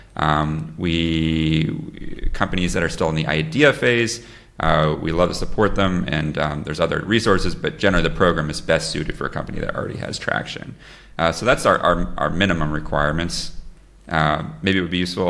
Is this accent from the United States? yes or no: no; Lisbon, Portugal; my hometown, Lisbon.